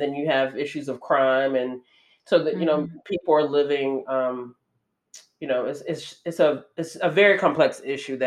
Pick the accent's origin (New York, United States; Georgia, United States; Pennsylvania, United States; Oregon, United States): Georgia, United States; moved away as an adult; the first time that I had ever been out, you know, away from my hometown, let alone like away from the state of Georgia